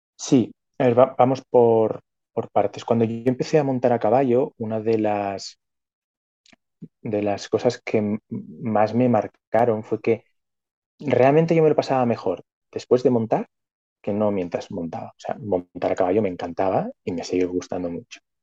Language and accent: Spanish; Barcelona, Catalonia, Spain; nací en Barcelona, en la zona capital, siempre estuve viviendo en la ciudad